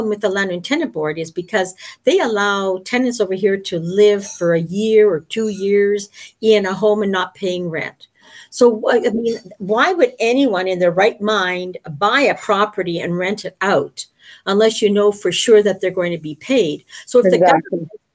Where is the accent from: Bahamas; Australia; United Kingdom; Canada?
Canada; Winnipeg, Manitoba; now in Niagara region, Canada; Winnipeg. And that's my hometown.